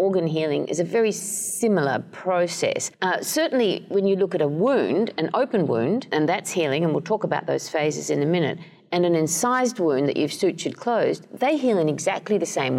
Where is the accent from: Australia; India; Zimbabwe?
Australia; moved away as an adult; also born or lived in Canada / Edinburgh, United Kingdom / Cambridge, United Kingdom; now in East Lansing, United States; I'm Australian originally